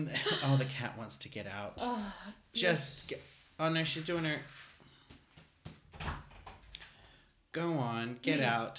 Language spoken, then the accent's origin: English; Australia; accent: Australian; moved away; Which to a lot of foreigners is like, oh, you still sound Australian. it's dramatically changed since I moved here.